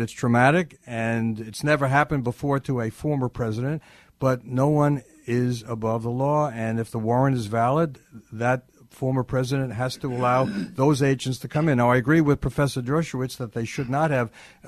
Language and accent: English; New York, United States; I'm a New Yorker